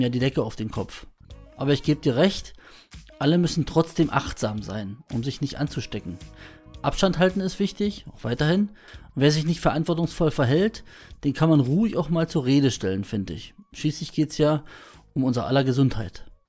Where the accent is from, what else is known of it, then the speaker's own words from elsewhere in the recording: Brandenburg, Germany; Bei uns in Brandenburg